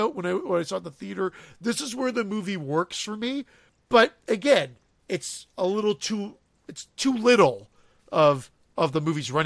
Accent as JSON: {"language": "English", "country": "Canada", "said": "we're Canadian on this show"}